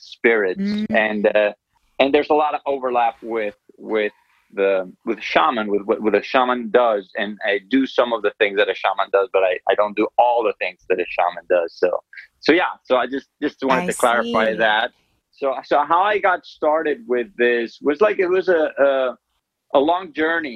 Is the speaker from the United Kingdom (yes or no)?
no; Medellín, Antioquia, Colombia; I grew up in Colombia, in Medellin, Colombia